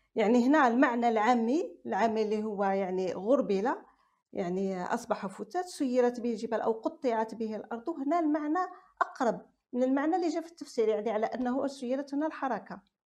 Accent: Algeria; accent: Algerian dialect; احنا عندنا في لهجتنا في الجزائر

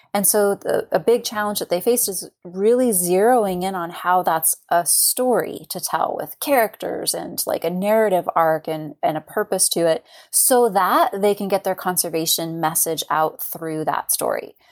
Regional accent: California, United States; moved away as an adult; also born or lived in Oregon coast; now in Astoria, United States; I was born and raised in California and, uh, about four years ago moved to the Oregon coast

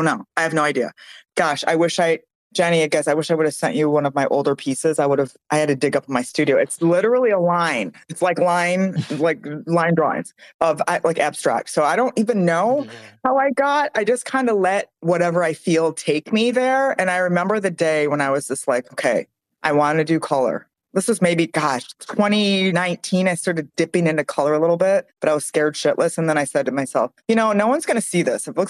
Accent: Michigan, United States; growing up in Michigan

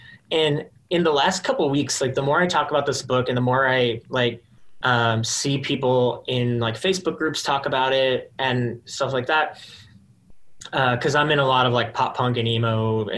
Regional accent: Texas, United States; Yeah, I was going to say that I'm from Texas. So I love wearing like pearl snap button ups.

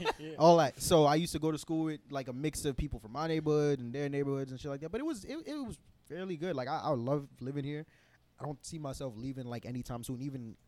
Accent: New York City, New York, United States; I was born and raised, and I still live in Canarsie. Mm-hmm. So Canarsie is like on the edge of Brooklyn, and it's kind of like the fake suburbs.

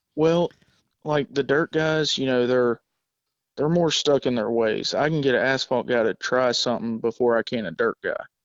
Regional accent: South Georgia, United States; moved away as an adult; I actually am from South Georgia. Uh, moved up here seven years ago

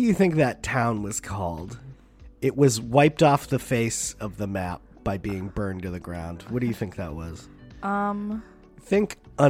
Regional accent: United States; I'm an American.

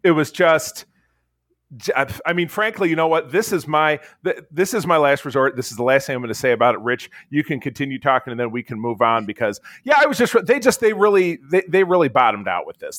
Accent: Detroit, Michigan, United States; I'm from Detroit

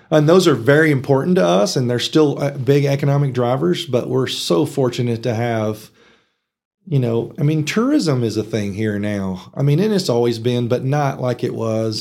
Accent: Texas Panhandle, United States; born or raised there; also born or lived in Arkansas

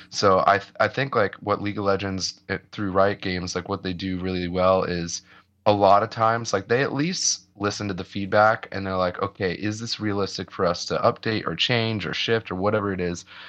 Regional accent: Ohio, United States; moved away; I grew up in the Midwest and I grew up in, in Ohio

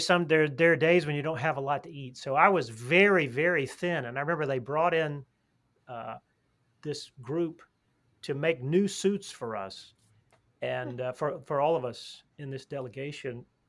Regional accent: Alabama, United States; I'm actually I'm from Alabama

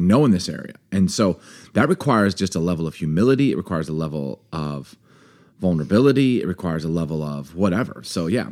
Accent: East Coast, United States; now in Seattle, United States; I grew up in the East Coast

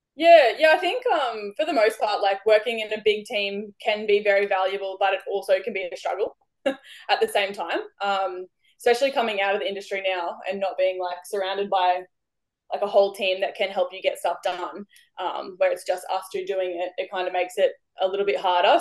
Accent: Victoria, Australia; moved away; I grew up in Victoria

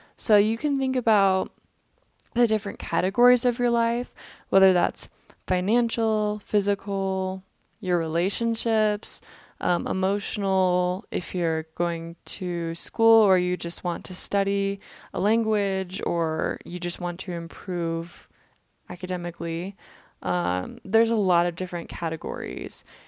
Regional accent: Kansas City, Missouri, United States; now in Utah, United States; I was in my hometown, Kansas City, for the holidays

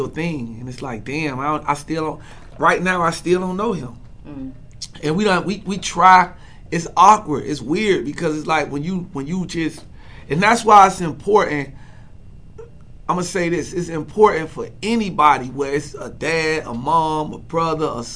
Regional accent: Miami, Florida, United States; also born or lived in Atlanta; I'm from Miami, born and raised, but I'm from Atlanta too

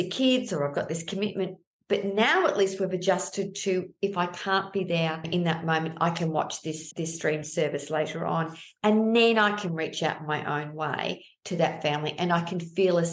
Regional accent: Melbourne, Victoria, Australia; I'm from Melbourne

